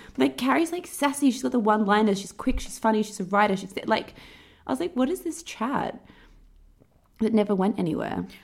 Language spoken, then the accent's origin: English; Perth, Western Australia, Australia; moved away; when I think about growing up in Perth, we we would go to the beach after school